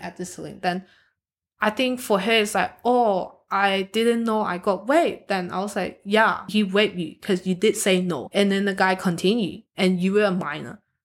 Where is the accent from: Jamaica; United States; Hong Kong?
Hong Kong; now in Australia; I'm from Hong Kong